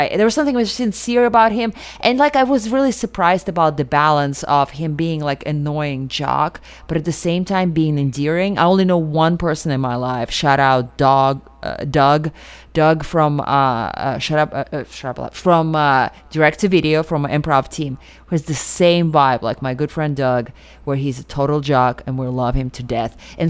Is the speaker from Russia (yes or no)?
yes; Russia; moved away; I grew up in Russia.